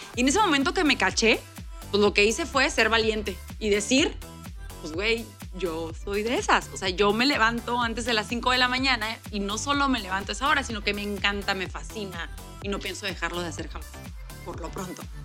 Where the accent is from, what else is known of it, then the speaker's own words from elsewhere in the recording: Mexico; aquí en mi país, México